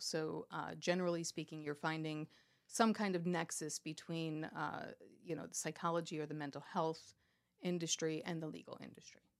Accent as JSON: {"language": "English", "region": "New York", "country": "United States", "tie": "born or raised there", "also_born_or_lived": "Miami, Florida", "moved": "yes", "lives_now": "Pennsylvania, United States", "said": "I was born and raised in in New York, uh, okay. outside of this probably about 45 minutes outside of the city"}